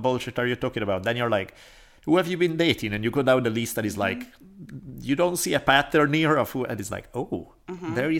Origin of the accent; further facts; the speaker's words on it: Italy; moved away; growing up in Italy